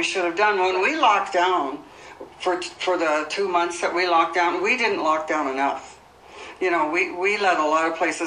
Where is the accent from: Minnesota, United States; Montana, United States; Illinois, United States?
Montana, United States; Great Falls; I'm from Great Falls